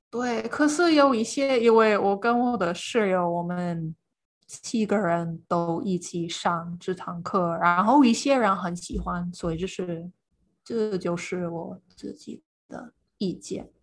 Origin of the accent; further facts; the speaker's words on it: Iowa, central United States, Midwest, United States; Chinese is a second language; moved away as an adult; now in Tainan, Taiwan; 我的老家是在爱尔州，这是美国的中部